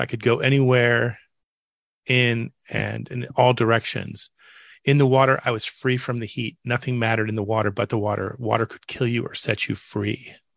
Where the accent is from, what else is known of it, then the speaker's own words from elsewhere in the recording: Tampa, Florida, United States; also born or lived in Orlando, Florida; I grew up in Florida uh, in Tampa Bay, uh, you know, as a child and a teenager, and I I now live in outside Orlando